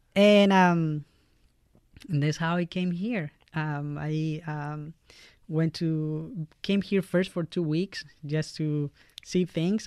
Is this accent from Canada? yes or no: no; Valparaíso, Chile; English is a second language; moved away as an adult; now in Fort Wayne, United States; I'm from Chile, uh, all the way in South America